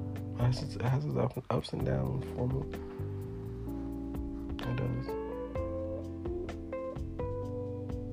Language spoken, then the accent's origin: English; Houston, Texas, United States; I'm from Third Ward